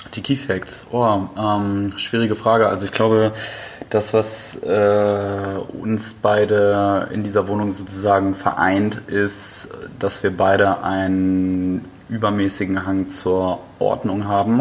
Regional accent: Flensburg, Schleswig-Holstein, Germany; moved away; Und ich komme ja aus einer Nord, Nord-Norddeutschen Stadt, also ursprünglich komme ich aus Flensburg.

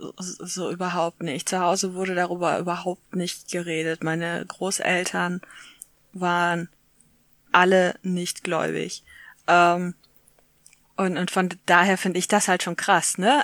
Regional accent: Essen, North Rhine-Westphalia, Germany; Und ich bin ja aus Essen, das ist quasi nebenan.

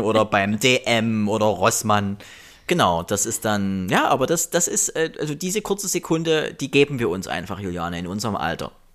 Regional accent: GDR, East Germany, Germany; ich bin ja auch noch DDR-Kind, äh, 83er

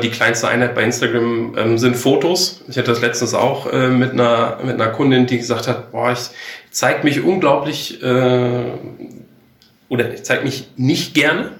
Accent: Enger, North Rhine-Westphalia, Germany; moved away as an adult; also born or lived in Bielefeld / Gütersloh / Munich; Ich komme ähm, gebürtig aus ähm, Herford, beziehungsweise genauer ähm, Enger, mhm. äh, bin ich ähm, aufgewachsen

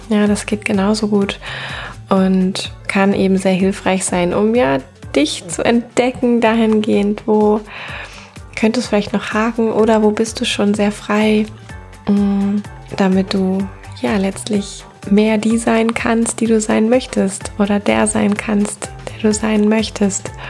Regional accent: Cologne, North Rhine-Westphalia, Germany

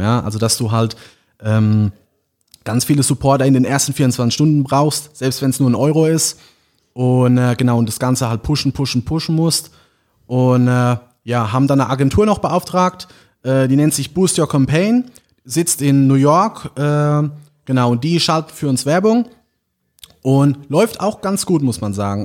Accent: St. Martin, Rhineland-Palatinate, Germany; ich komme aus St. Martin, ist ein kleines Dorf äh, in der Nähe von Landau oder Neustadt an der Weinstraße

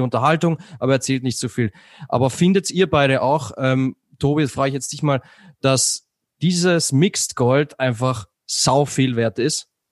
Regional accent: Austria; ich als Österreicher

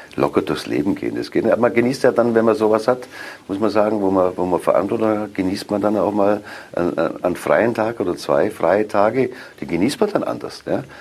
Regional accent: Augsburg, Bavaria, Germany; moved away as an adult; now in Cologne, Germany; Das ist meine Heimatstadt.

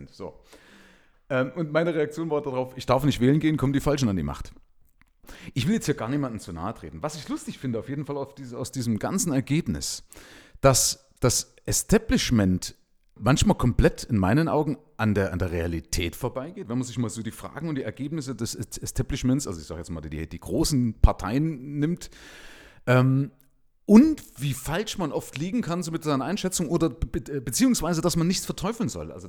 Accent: eastern Germany, Germany; Ich bin allerdings wiederum links geprägt durch meine Vergangenheit in der DDR. Ja? Also ich komme ja aus dem Nahen Osten, ja? also aus den neuen Bundesländern.

